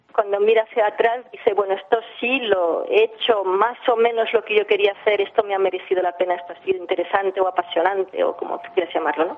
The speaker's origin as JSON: {"language": "Spanish", "region": "England", "country": "United Kingdom", "tie": "born or raised there", "said": "nací en Inglaterra, eh, soy de, madre francesa, de padre catalán"}